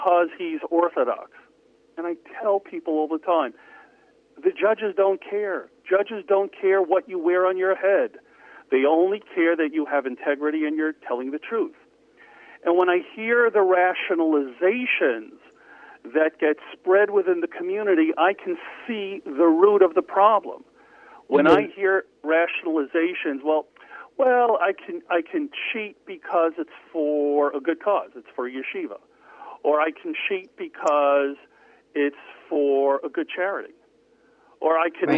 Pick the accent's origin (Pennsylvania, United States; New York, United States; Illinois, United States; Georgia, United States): New York, United States; New York City; also born or lived in Lawrence, New York; I was raised in New York in Far Rockaway in Queens